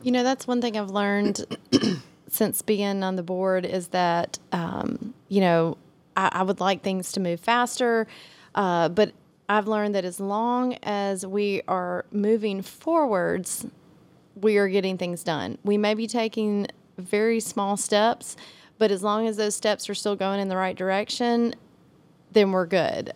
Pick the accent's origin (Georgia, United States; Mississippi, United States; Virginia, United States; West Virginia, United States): Mississippi, United States; Meridian; now in Hernando, United States; I'm from Meridian, which is where we're sitting